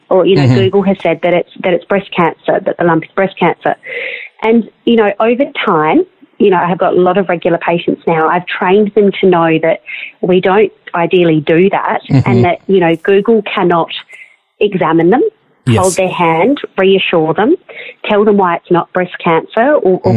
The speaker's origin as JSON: {"language": "English", "country": "Australia", "said": "day-to-day things that you just kind of get from being an Australian"}